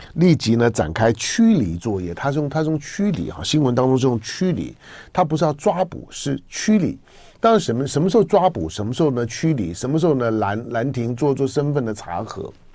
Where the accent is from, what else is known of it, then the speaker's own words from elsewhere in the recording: Taiwan; 我在， 我在台湾的土生土长啊